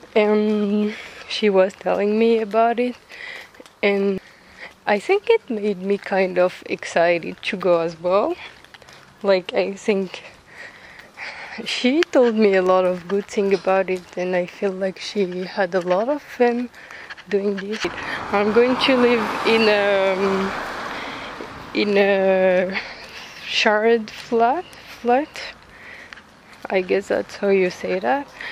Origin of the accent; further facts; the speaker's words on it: France; accent: French; English is a second language; I'm French, but you probably figured out with my accent